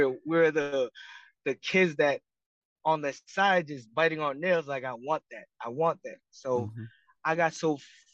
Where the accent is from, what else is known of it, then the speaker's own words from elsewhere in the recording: Marshall Islands; moved away as an adult; also born or lived in Hawaii; now in United States; I was born and raised in the Marshall Islands